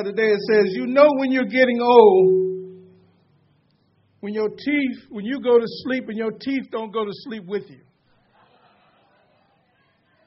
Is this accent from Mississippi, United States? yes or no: yes; Mississippi, United States; also born or lived in Greater Long Beach; now in Los Angeles, United States; I'm from Mississippi